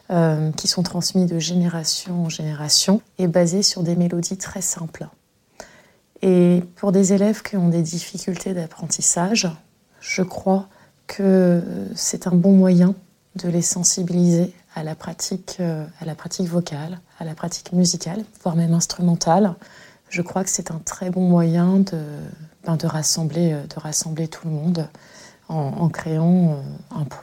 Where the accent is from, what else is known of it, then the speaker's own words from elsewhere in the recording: Le Havre, Normandy, France; born there; Je suis né au Havre, j'ai en fait j'ai été dans un établissement euh, à 5 minutes du collège où j'enseigne et étant donné que je suis très métissée, j'ai eu aussi à un moment donné cette quête d'identité